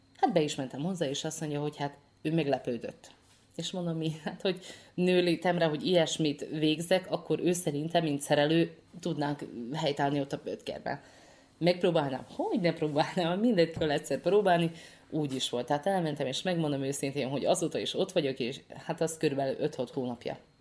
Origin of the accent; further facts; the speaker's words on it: Martonoš, Vojvodina, Serbia; moved away; Martonosról érkeztem, tehát Martonosi születésű vagyok